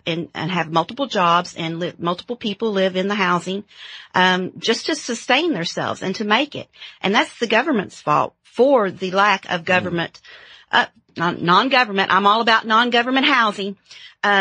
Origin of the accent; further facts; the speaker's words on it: Paintsville, Kentucky, United States; I'm from Eastern Kentucky Coal Mountains in Paintsville, Kentucky, a small little town